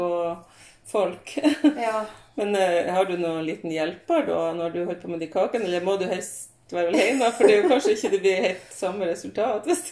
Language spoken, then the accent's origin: Norwegian; Hadsel, Nordland, Norway; lokalavisa hjemme i Hadsel